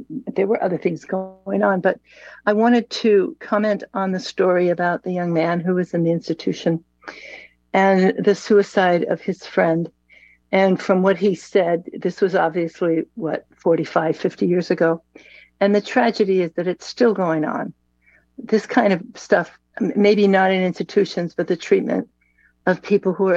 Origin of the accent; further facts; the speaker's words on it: Chicago, Illinois, United States; now in San Francisco, United States; I live in San Francisco, but I was born and raised in Chicago